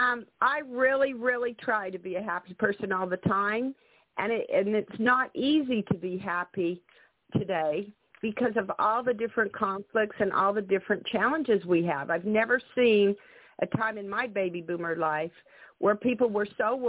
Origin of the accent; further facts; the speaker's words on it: Salt Lake City, Utah, United States; I grew up in Salt Lake City, Utah